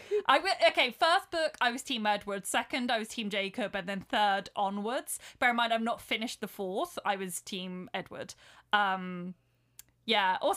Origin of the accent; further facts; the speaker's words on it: United Kingdom; we're British